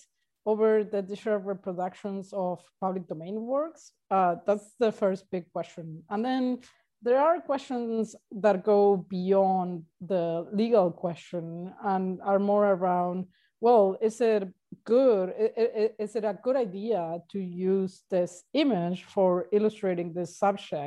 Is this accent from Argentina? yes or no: yes; Argentina; now in Uruguay; I'm originally from Argentina, but I'm currently living in Uruguay